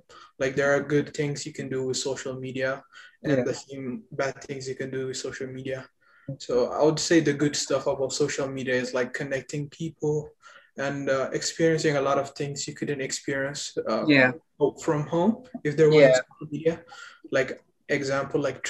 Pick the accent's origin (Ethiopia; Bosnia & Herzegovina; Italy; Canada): Ethiopia; moved away as an adult; now in United States; I've been in the US about 4 years. I'm originally from Ethiopia.